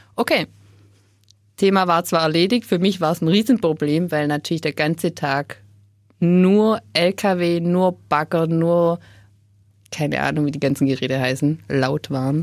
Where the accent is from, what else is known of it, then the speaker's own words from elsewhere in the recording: Upper Swabia, Baden-Württemberg, Germany; moved away as an adult; Ich bin aufgewachsen in Oberschwaben